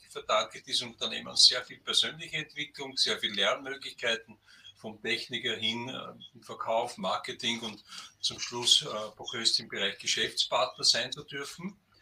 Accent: Burgenland, Austria; in meinem Heimatbundesland im Burgenland

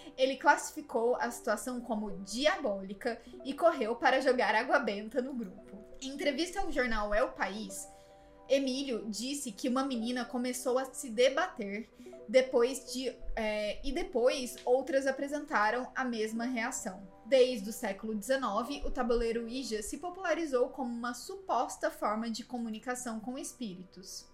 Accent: Brazil; no Brasil, né, como brasileiro

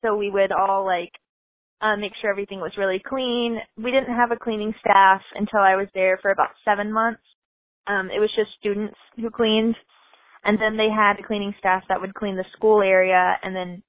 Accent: Texas, United States; I'm from Texas

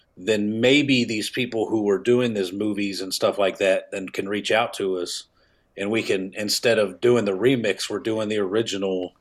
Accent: Kansas City, Missouri, United States; moved away as an adult; also born or lived in Atlanta; I'm from Kansas City

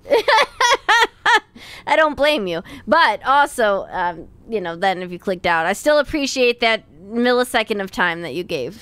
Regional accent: Chicago, Illinois, United States; a couple of schmucks from Chicago

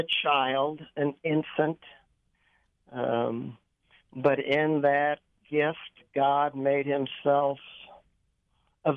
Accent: Kansas City, United States; now in Weston, United States; I grew up in Kansas City

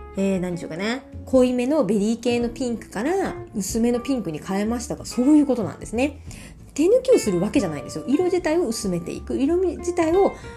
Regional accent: Miyazaki, Japan; moved away as an adult; also born or lived in Ibaraki / Tokyo; 私宮崎から上京してる組なので

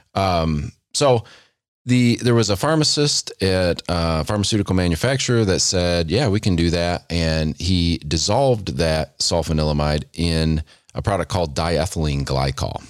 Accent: United States; as an American

